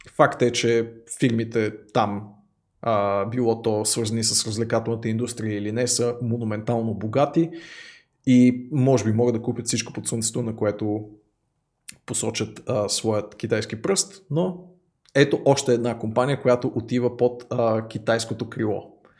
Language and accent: Bulgarian; Bulgaria; Аз съм истински българин